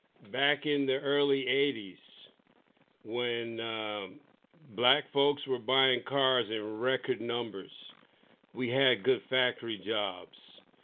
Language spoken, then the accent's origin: English; New York City, New York, United States; moved away as an adult; also born or lived in Indiana; I grew up in New York City, went to CCNY for my undergraduate, got my MBA at Long Island University